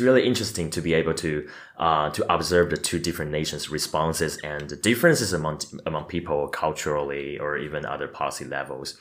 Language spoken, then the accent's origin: English; Taiwan; moved away as an adult; now in United States; when we grew up in Taiwan